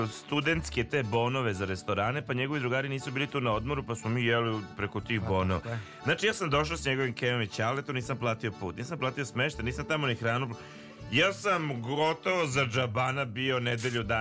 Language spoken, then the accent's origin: Croatian; Bosnia & Herzegovina; kod nas je u, u Bosni